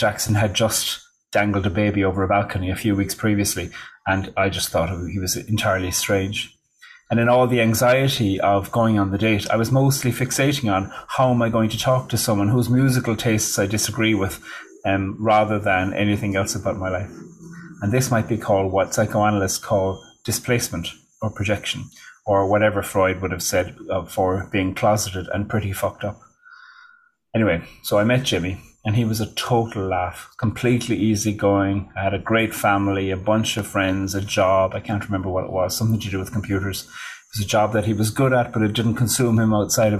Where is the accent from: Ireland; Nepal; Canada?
Ireland; moved away as an adult; also born or lived in Switzerland / Australia; now in New York, United States; in 2002, I moved home to Ireland from Australia